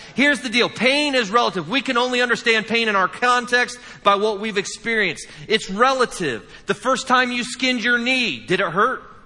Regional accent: Indiana, United States; I'm from the Midwest. I'm from the great state of Indiana

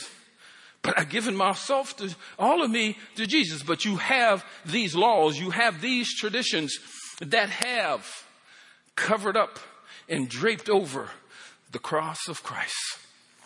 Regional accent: Pennsylvania, United States; moved away; I'm from Pennsylvania.

